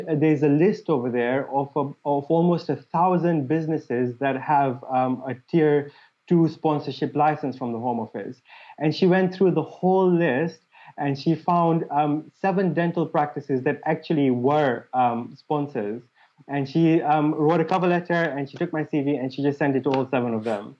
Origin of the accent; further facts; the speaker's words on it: Mombasa, Mombasa County, Kenya; moved away as an adult; also born or lived in Liverpool; now in United Kingdom; the place where I grew up in Mombasa